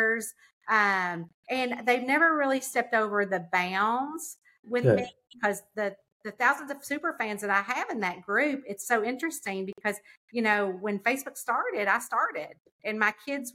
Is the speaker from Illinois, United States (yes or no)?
no; Lexington, Kentucky, United States; also born or lived in the South; my hometown in Lexington, which is 2 hours away